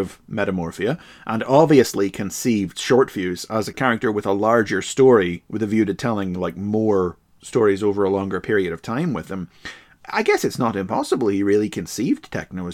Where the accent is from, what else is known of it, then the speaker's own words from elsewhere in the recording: Ireland; I'm Irish.